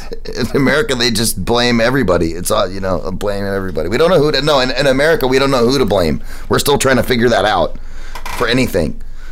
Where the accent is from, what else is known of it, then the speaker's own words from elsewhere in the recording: United States; I'm American.